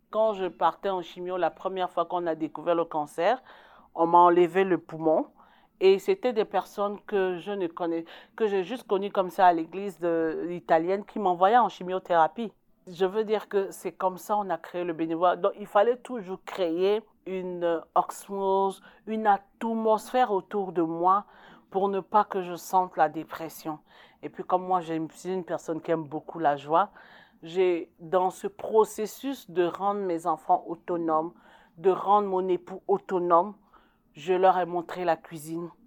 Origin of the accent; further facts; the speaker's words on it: Côte d’Ivoire; now in Canada; je, suis la seule Ivoirienne, d'origine ivoirienne, même si je suis québécoise, canadienne aujourd'hui.